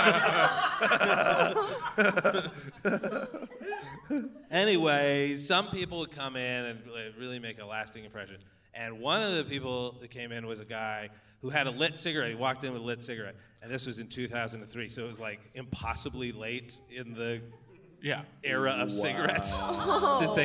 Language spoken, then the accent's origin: English; Calgary, Alberta, Canada; I lived in Calgary, born and raised in Calgary